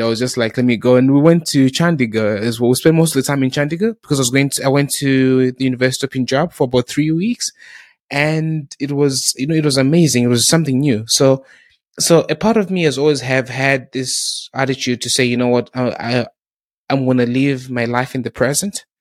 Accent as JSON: {"language": "English", "country": "South Africa", "tie": "born or raised there", "also_born_or_lived": "Zimbabwe", "moved": "yes", "lives_now": "United Kingdom", "said": "growing up in South Africa"}